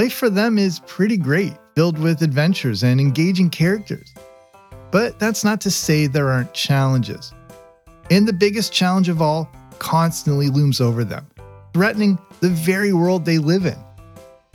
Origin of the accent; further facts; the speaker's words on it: Canada; I grew up in Canada